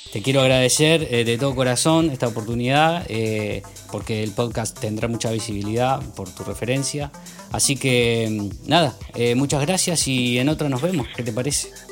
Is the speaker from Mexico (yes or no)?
no; Argentina; moved away as an adult; also born or lived in Brazil; yo viví, nací en Argentina